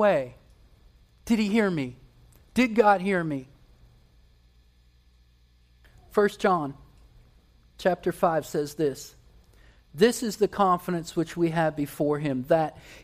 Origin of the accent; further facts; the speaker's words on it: West Virginia, United States; I spent a good bit of time growing up in West Virginia